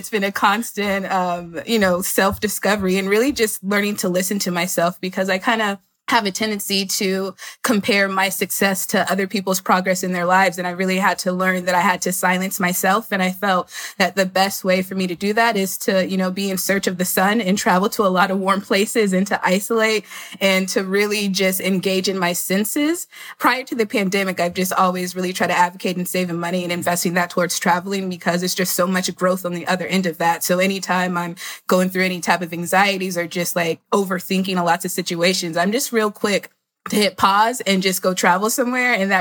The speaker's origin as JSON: {"language": "English", "region": "Florida", "country": "United States", "moved": "yes", "lives_now": "Brooklyn, New York, United States", "said": "I currently live in Brooklyn, New York. I'm originally from Florida"}